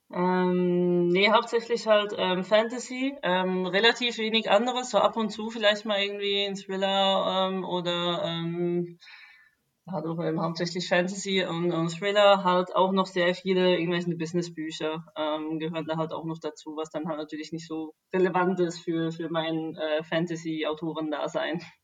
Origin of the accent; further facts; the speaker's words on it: Switzerland; moved away as an adult; now in Berlin, Germany; ich bin eigentlich aus der Schweiz